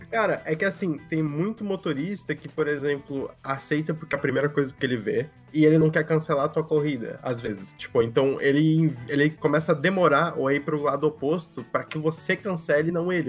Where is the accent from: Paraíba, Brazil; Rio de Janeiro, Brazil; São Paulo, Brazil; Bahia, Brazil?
São Paulo, Brazil; now in Florianópolis, Brazil; aqui em Floripa, sendo paulista